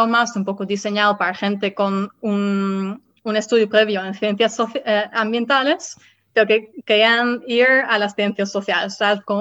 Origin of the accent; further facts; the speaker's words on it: Netherlands; born there; Spanish is a second language; decidí volver a mi país natal, que es los Países Bajos